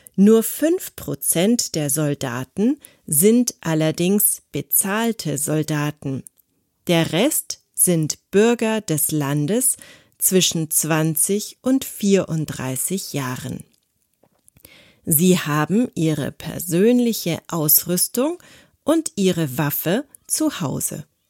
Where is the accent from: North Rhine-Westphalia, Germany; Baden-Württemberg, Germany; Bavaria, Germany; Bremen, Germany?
Baden-Württemberg, Germany; Konstanz; Ich bin in Konstanz geboren und aufgewachsen